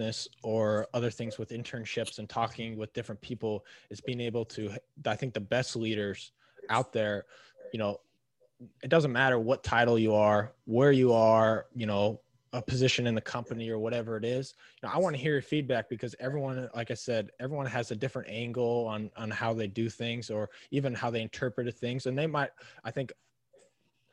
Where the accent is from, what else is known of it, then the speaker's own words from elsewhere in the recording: Minnesota, United States; moved away; also born or lived in Omaha, Nebraska; where I grew up in Minnesota